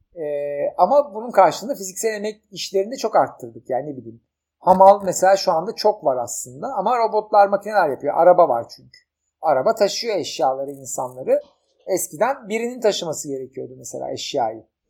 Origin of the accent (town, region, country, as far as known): Turkey